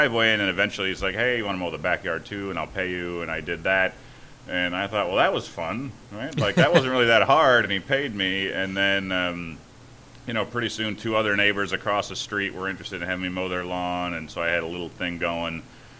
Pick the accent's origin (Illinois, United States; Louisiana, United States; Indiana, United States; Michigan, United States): Indiana, United States; Griffith; Griffith, Indiana.